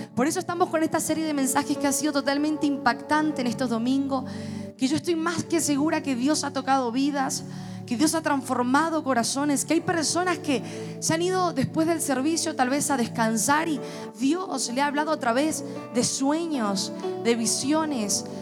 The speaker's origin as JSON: {"language": "Spanish", "region": "Mendoza", "country": "Argentina", "said": "como buen mendocino"}